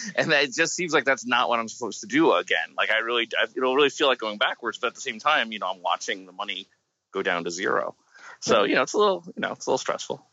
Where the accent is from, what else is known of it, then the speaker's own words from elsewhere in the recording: United States; I'm from America